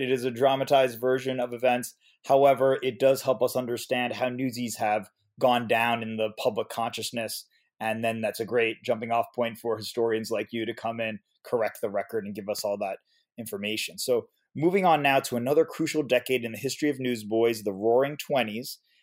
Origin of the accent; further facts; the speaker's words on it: New York City, New York, United States; in my hometown, Queens in New York City